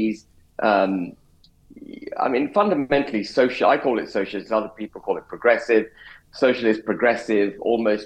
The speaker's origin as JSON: {"language": "English", "country": "United Kingdom"}